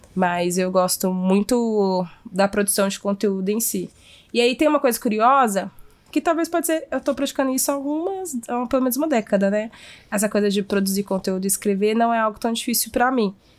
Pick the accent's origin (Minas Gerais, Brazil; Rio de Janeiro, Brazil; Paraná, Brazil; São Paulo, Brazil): Minas Gerais, Brazil; como boa mineira